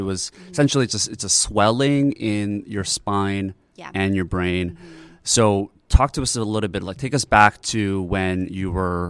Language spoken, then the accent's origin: English; South Korea; moved away; I was born in Korea